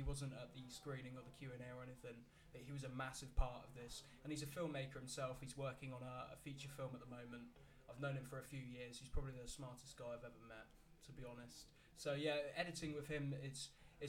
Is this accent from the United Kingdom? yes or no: yes; Andover, South East England, United Kingdom; growing up around Andover in a little village called Luggershaw